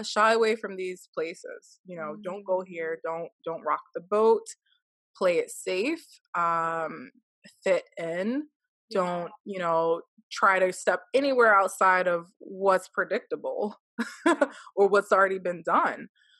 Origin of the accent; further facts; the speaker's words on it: United States; growing up in the United States